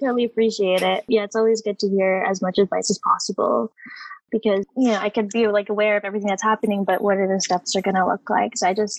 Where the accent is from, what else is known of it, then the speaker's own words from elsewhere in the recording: Los Angeles, California, United States; I grew up in Los Angeles, in Eagle Rock specifically, which is really Filipino, but my family wasn't super connected with the community there.